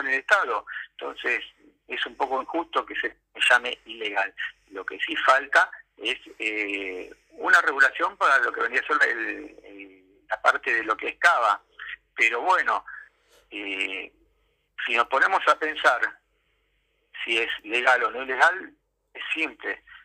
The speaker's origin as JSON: {"language": "Spanish", "country": "Argentina", "said": "soy argentino, documentado, ejerzo el derecho a voto"}